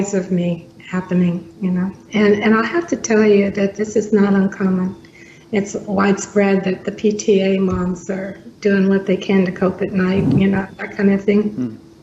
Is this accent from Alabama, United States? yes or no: yes; Alabama, United States; also born or lived in South Bend, Indiana; my parents are from here originally